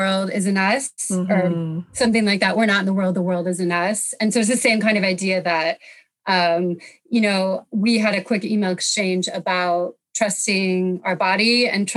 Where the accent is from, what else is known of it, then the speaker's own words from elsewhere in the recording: United States; moved away as an adult; also born or lived in France; now in United Kingdom; I'm from America originally. I was living in France at the time. So I moved to the UK to do this work